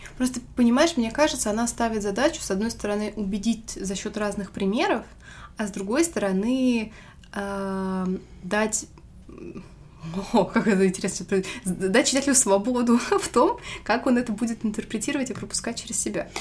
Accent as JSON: {"language": "Russian", "country": "Russia", "said": "как настоящий русский человек"}